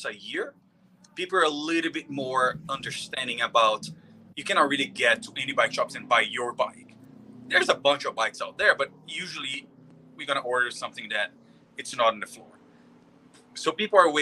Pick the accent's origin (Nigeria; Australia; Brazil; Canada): Brazil; moved away as an adult; now in San Clemente, United States; I'm from Brazil. I've been here in the state for like 17 years ago